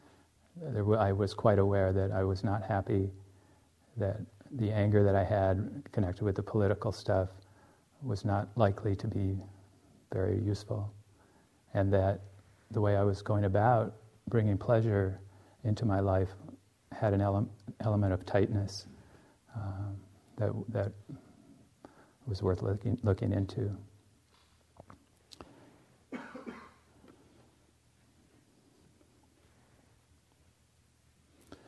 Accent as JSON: {"language": "English", "country": "United States", "also_born_or_lived": "Finland", "said": "as an American"}